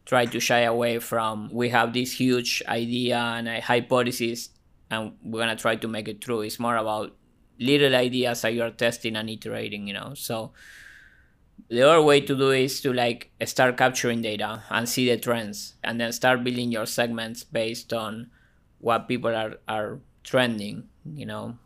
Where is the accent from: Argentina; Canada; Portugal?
Argentina; now in Ohio, United States; I was born and raised in Argentina